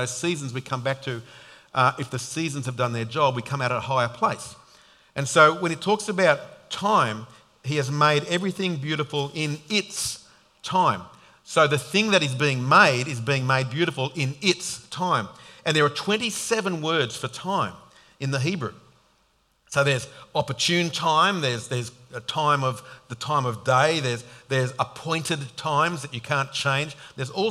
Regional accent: Sydney, New South Wales, Australia; now in Queensland, Australia; I grew up in Sydney

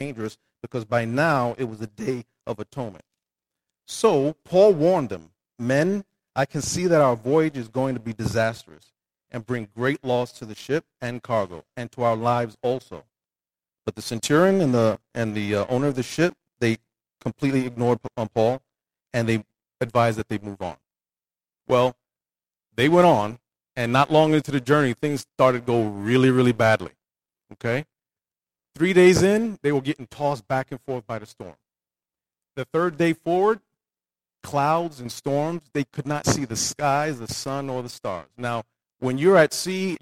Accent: New York City, New York, United States; I grew up in Brooklyn, New York.

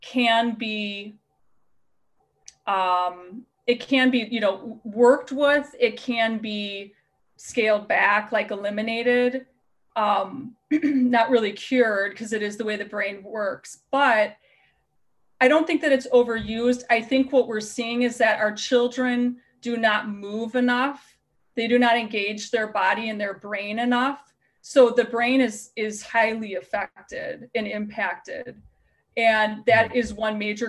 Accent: Wisconsin, United States; accent: Wisconsin; moved away as an adult; also born or lived in Colorado; Since living back in Wisconsin, since I lived in Colorado for 12 years, mm-hmm. my Wisconsin accent has just gotten worse and worse and worse

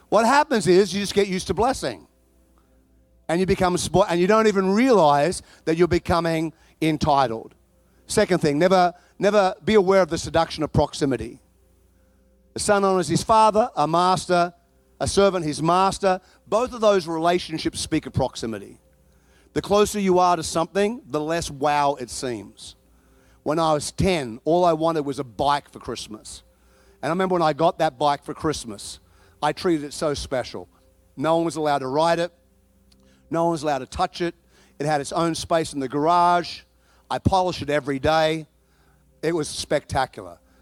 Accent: Chicago, Illinois, United States; now in Texas, United States; I come from Chicago

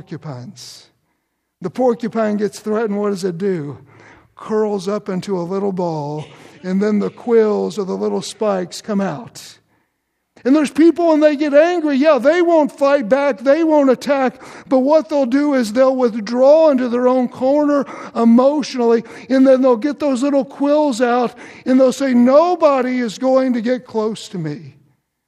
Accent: Louisville, Kentucky, United States; also born or lived in Shepherdsville, Kentucky; I grew up in Kentucky, and most of my growing up years were in Louisville.

